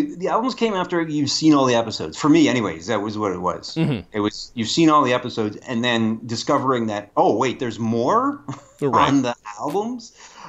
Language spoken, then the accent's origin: English; Canada; the first thing you learn as a Canadian actor is lose it.